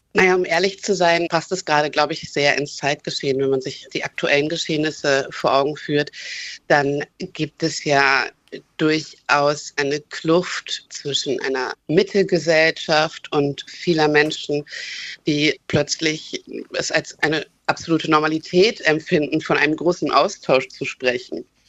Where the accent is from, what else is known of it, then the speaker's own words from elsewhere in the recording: Germany; ich bin Deutsche